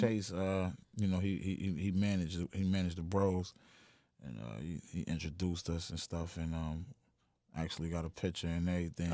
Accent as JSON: {"language": "English", "town": "Buffalo", "region": "New York", "country": "United States", "said": "I'm from the east side of Buffalo, New York."}